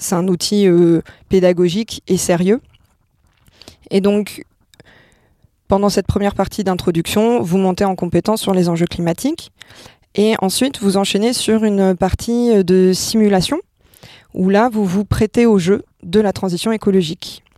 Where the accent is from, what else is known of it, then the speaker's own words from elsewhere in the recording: Monaco; now in Angers, France; je suis née, je suis née à Monaco et donc je suis française, donc je viens d'un milieu plutôt aisé